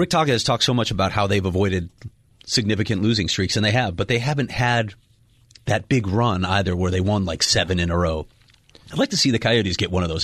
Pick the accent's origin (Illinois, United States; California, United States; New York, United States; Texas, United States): Illinois, United States; Chicago; moved away; I'm from Chicago